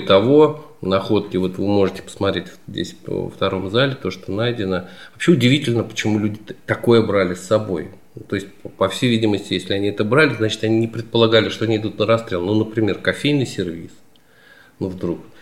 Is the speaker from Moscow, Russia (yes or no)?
no; Smolensk Oblast, Russia; я родился не на Смоленщине, но уже очень давно живу, уже 40 лет живу здесь, на Смоленщине. И здесь учился в школе, в ВУЗе.